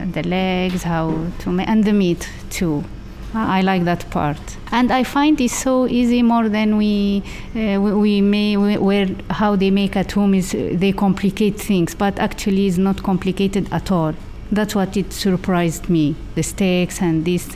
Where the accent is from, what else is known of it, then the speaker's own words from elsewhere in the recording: Tunisia; I'm 46 years old. I'm from Tunisia.